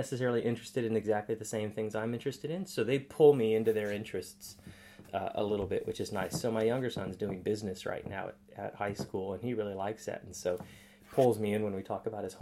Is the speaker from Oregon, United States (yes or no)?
yes; Portland, Oregon, United States; moved away as an adult; now in Townsville, Australia; growing up in Portland was a wonderful experience too